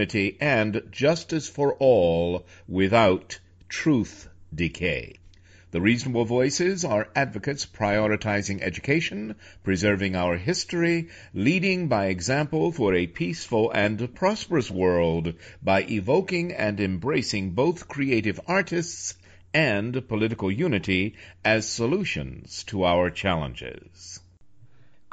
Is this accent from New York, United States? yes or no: yes; New York City, New York, United States; I'm a New Yorker